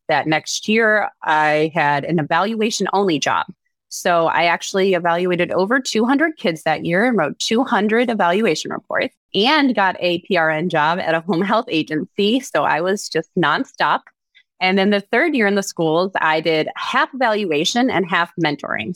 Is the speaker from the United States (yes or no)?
yes; Cleveland, Ohio, United States; moved away as an adult; also born or lived in Scottsdale, Arizona / Dallas Fort Worth area; now in Dallas Fort Worth, United States; I'm originally from Cleveland, Ohio